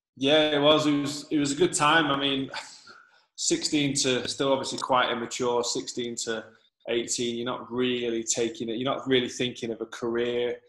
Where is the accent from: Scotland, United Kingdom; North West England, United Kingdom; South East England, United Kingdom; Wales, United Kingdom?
North West England, United Kingdom; Manchester; moved away as an adult; also born or lived in Trafford / Dublin, Ireland; now in Dubai, United Arab Emirates; I'm from Manchester originally.